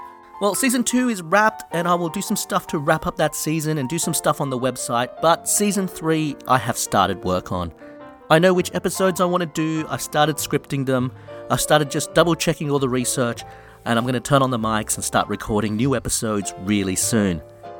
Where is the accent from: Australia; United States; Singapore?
Australia; also born or lived in London; Look, I'm in Australia and I grew up in Australia, but I lived in London for many years and it's just a mix of various English things.